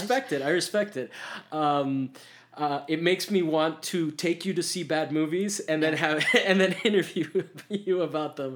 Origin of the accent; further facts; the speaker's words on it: United States; I'm American